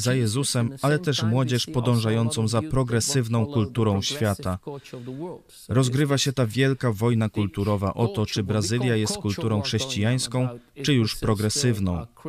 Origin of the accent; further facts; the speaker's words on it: Netherlands; moved away; Mieszkaliśmy w małym uh, holenderskim miasteczku